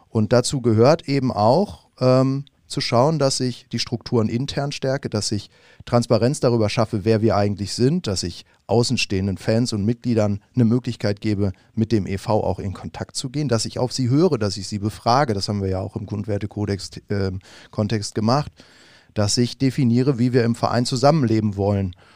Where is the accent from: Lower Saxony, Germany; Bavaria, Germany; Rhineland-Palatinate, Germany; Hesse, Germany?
Bavaria, Germany; Munich; moved away; ich bin tatsächlich aufgewachsen in München